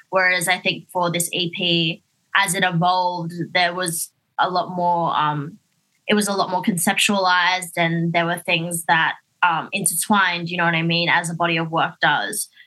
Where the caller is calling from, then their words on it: Sydney, New South Wales, Australia; I am here in Sydney.